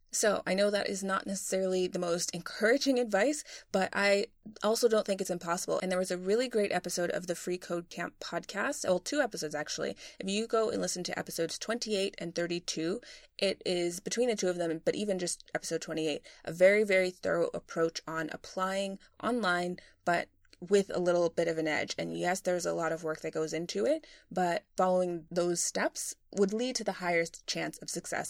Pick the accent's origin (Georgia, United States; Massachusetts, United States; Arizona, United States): Massachusetts, United States; Boston; moved away as an adult; also born or lived in London; I'm from Boston originally